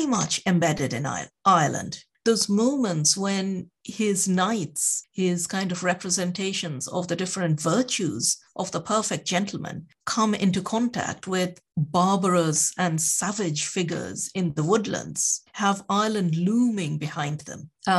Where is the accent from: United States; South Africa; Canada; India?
India; the country I come from India